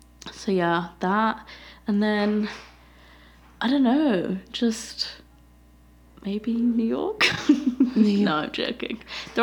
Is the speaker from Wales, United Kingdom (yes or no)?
no; London, United Kingdom; moved away as an adult; also born or lived in Birmingham; now in Southern Ontario, Canada